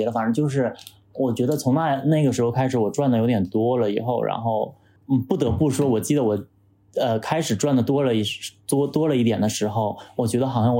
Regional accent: Shenyang, Liaoning, China; now in Beijing, China; 就像我从沈阳来到北京的那种感觉

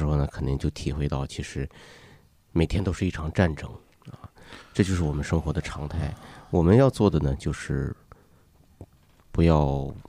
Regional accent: Chaoyang, Beijing, China; 因为我也来自朝阳区，那么非常感谢朝阳群众对我的帮助。

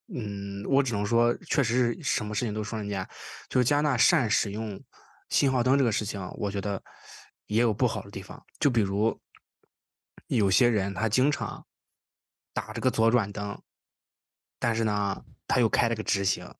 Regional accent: Qingdao, Shandong, China; now in Toronto, Canada; 我因为我是青岛人嘛，在青岛其实还好，因为青岛骑自行车的人比较少

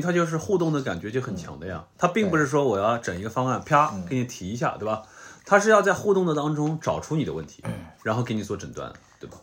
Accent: Nanjing, Jiangsu, China; 我南京人呀，我南京说，我那个视频里面也聊到呢。嗯，我那视频里面最后也聊到我是南京人。

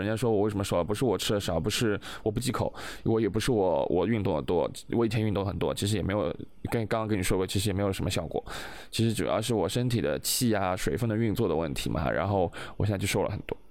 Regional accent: China; 我们中国人

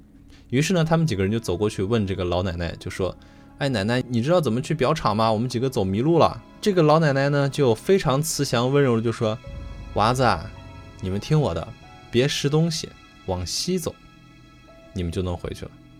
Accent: Xi'an, Shaanxi, China; 发生在西安市的长安区。嗯、但是我们西安人一般比较习惯叫它长安县哈。

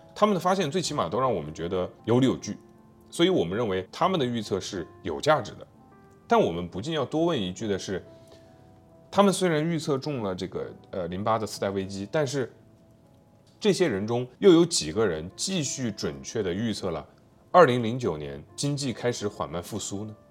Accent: China; 我们中国人

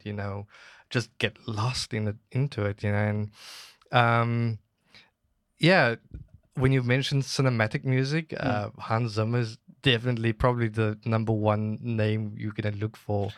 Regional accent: Cape Town, Western Cape, South Africa; moved away as an adult; now in Guangzhou, China; I'm from Cape Town, South Africa

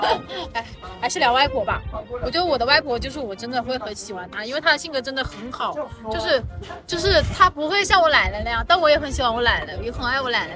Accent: Huangshi, Hubei, China; 然后我，我的故乡，我是湖北人，所以我故乡在湖北

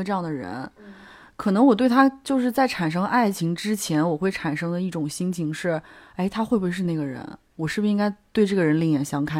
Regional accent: China; 就大部分人还是会的吧，因为。我们都是中国人，我们都很相信。

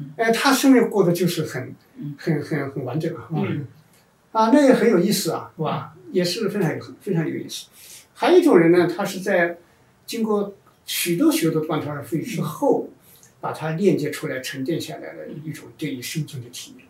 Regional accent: China; 我们中国人在农业社会出来以后

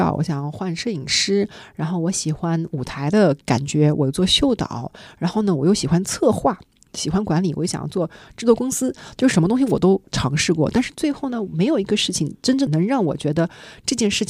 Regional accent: Shanghai, China; 但我是一个作为上海人，回到上海之后呢，家人都在这儿，朋友都在这儿，我还是会想要回来啊。

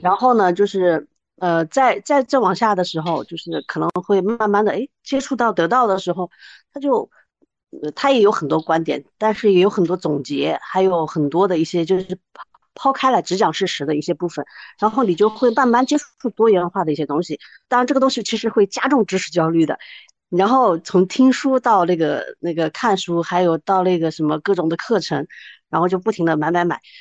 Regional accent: Wuhan, Hubei, China; moved away; 我是那个武汉的，我从武汉过来的

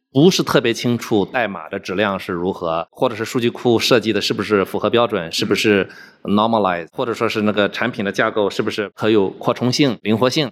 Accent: Zibo, Shandong, China; moved away as an adult; also born or lived in Jinan; now in Houston, United States; 我是出生在山东，在山东长大，初中的时候去了济南，在济南读的初中和高中，然后在山东大学学的计算机科学专业

